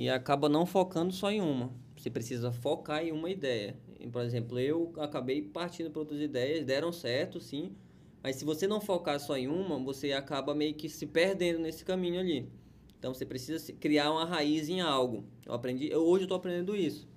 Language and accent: Portuguese; Pará, Brazil; now in Amazonas, Brazil; Do Pará, que nós somos paraenses, mas nós estamos no Amazonas.